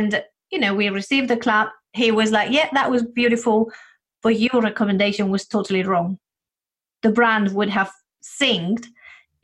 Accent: Spain; moved away as an adult; now in United Kingdom; when I came to the UK, I'm originally from Spain

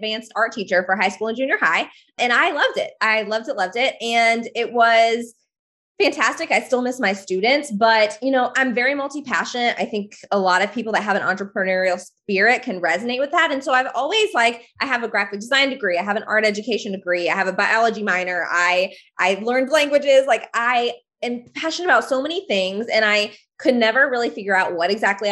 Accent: Northwest Arkansas, United States; I am from Northwest Arkansas. I live in the Ozark Mountains

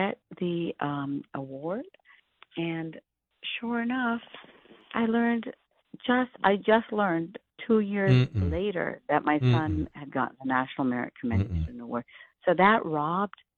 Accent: India; now in United States; I'm an immigrant from India.

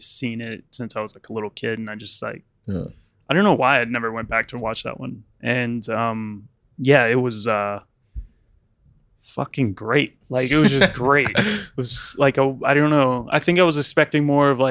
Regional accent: United States; now in United Kingdom; I'm from America

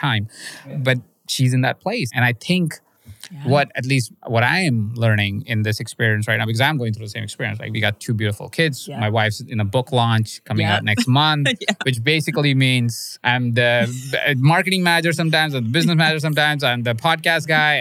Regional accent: India; moved away; I grew up in India

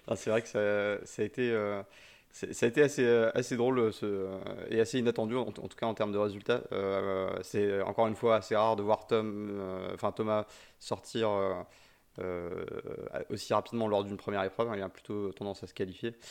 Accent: Brittany, France; moi je suis breton

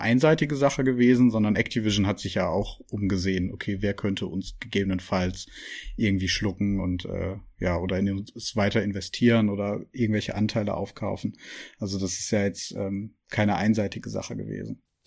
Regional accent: Germany; bei uns hier in Deutschland

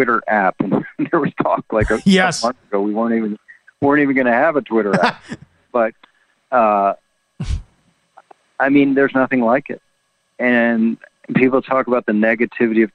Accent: Washington, District of Columbia, United States; born or raised there

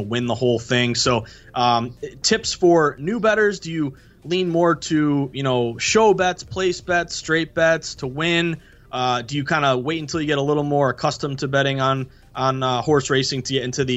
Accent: New England, United States; I'm from New England

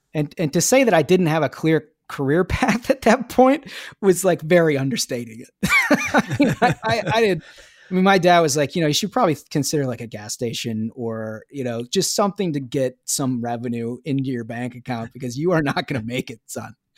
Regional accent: Minnesota, United States; being a Minnesotan.

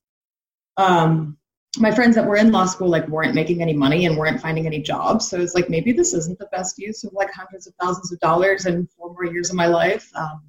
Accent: San Francisco Bay Area, California, United States; I grew up in the Bay Area.

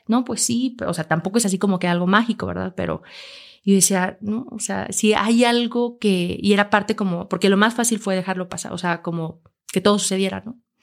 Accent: Aguascalientes, Mexico; yo nací en Aguascalientes

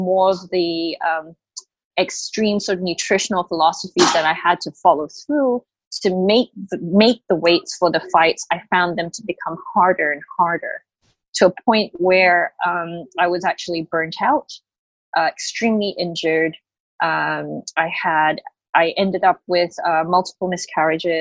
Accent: Australia; moved away as an adult; also born or lived in Malaysia; now in Hong Kong; I grew up in Australia

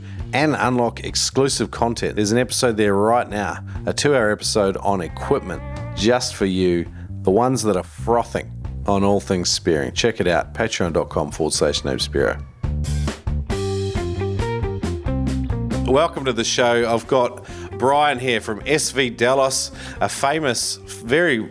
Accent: New Zealand; now in Queensland, Australia; I'm originally from New Zealand, but I live in Queensland now.

